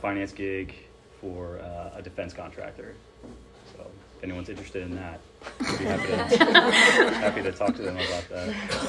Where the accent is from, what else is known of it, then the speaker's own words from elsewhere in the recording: Maryland, United States; moved away as an adult; now in Knoxville, United States; I'm not from Knoxville. I grew up in Maryland.